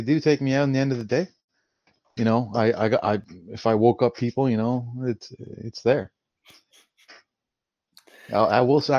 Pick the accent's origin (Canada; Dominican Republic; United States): Canada; Oh, yes, we're Canadian.